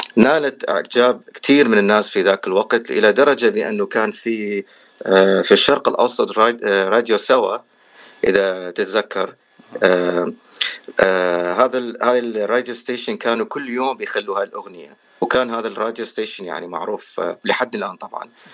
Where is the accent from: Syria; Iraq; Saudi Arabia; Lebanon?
Iraq; moved away as an adult; also born or lived in Erbil, Iraq / California, United States; now in United States; انا اصلا يعني من العراق وصار لي تقريبا 14 سنه في امريكا هجرت سنه 2009